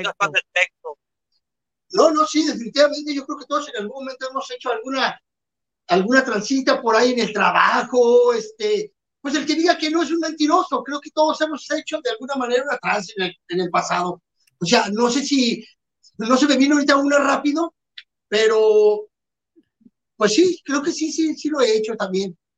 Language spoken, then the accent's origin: Spanish; Mexico; somos mexicanos